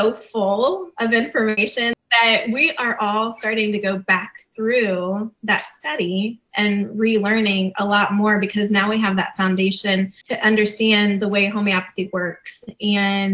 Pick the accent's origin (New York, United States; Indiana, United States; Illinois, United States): Indiana, United States; Fort Wayne; we're from Fort Wayne, Indiana